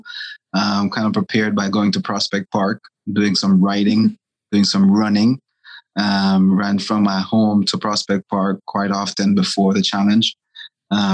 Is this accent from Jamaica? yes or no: yes; Jamaica; my grandmother had cattle when I was growing up in Jamaica